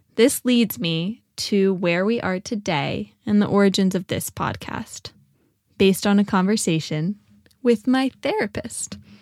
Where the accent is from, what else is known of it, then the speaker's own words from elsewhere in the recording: Richmond, Virginia, United States; moved away as an adult; also born or lived in Nashville; I made my way back uh, to Richmond. I found myself working at a yoga nonprofit and teaching ceramics at an arts organization. So I was back in my hometown